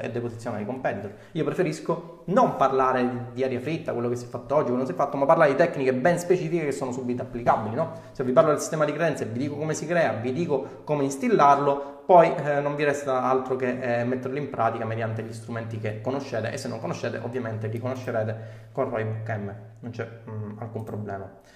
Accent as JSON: {"language": "Italian", "region": "Sicily", "country": "Italy", "accent": "Sicilian", "said": "ho l'accento siciliano"}